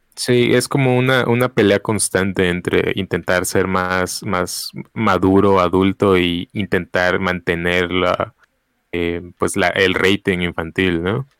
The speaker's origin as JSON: {"language": "Spanish", "region": "Mexico City", "country": "Mexico", "tie": "born or raised there", "moved": "yes", "said": "yo sí crecí parte de mi, mi infancia en la Ciudad de México"}